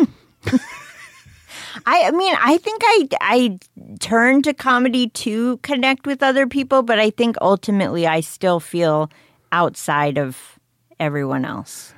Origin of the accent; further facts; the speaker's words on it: McLean, Virginia, United States; I went to high school near Alexandria, but I grew up in McLean